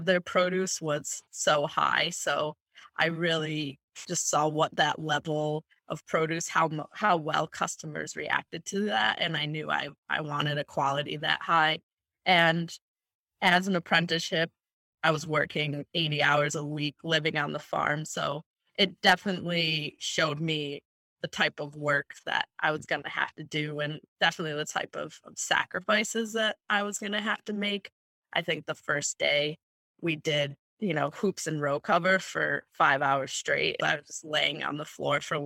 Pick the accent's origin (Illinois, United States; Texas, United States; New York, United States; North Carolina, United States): New York, United States; Buffalo; moved away as an adult; also born or lived in Hartford, Connecticut; now in Rhode Island, United States; I'm originally from Buffalo, New York, and I left there to go to college in Hartford, Connecticut.